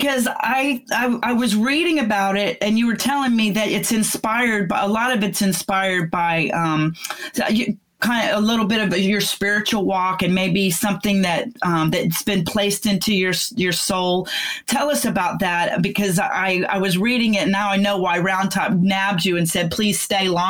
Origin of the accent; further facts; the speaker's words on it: McKinney, Texas, United States; my hometown of McKinney, Texas